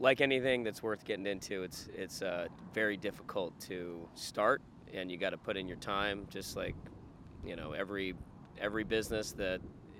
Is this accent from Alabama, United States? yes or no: no; Glendora, California, United States; moved away as an adult; now in Newport Beach, United States; I grew up in Glendora, okay. California.